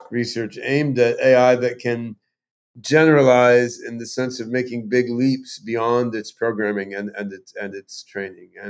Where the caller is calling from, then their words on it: Vashon Island, Washington, United States; I'm on Vashon Island uh, off the coast